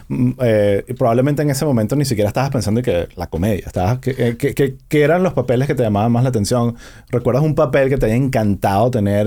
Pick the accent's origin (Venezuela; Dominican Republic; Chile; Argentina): Venezuela; also born or lived in United States; now in Miami, United States; todos somos venezolanos